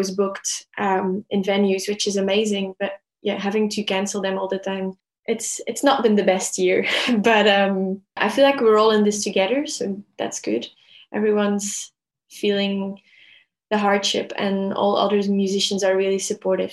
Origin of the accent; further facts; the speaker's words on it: Belgium; moved away as an adult; now in Melbourne, Australia; I am originally from Belgium, moved to Melbourne 2 years ago.